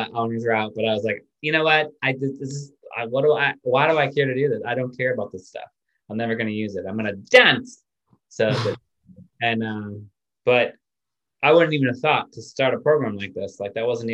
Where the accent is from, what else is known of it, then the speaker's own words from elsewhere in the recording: Massachusetts, United States; I grew up in Massachusetts